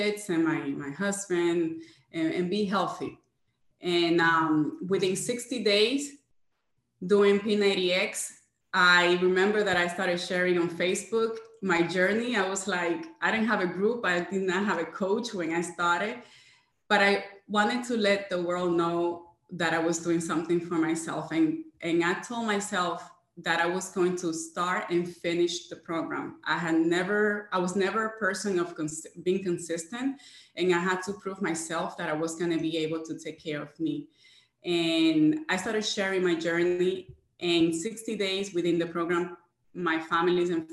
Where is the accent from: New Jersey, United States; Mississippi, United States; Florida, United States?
Florida, United States; Jacksonville; I am from Jacksonville, Florida.